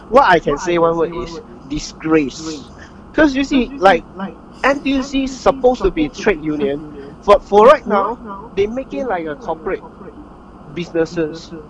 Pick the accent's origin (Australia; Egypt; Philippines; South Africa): Philippines; yeah, I'm a Filipino.